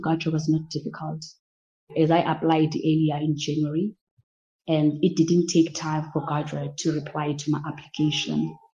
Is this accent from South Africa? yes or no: yes; Grahamstown, Eastern Cape, South Africa; So I was privileged enough that I was from Grahamstown and I was from Ntsika.